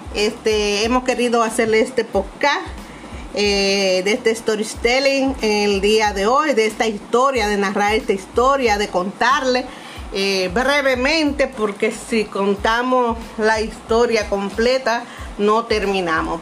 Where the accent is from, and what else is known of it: Monte Cristi, Dominican Republic